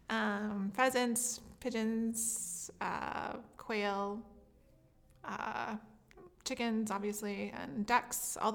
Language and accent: English; French Lick, Indiana, United States; I grew up in a town called French Lick, Indiana.